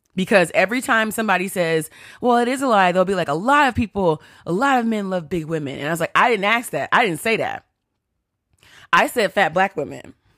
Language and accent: English; Texas, United States; I grew up in Texas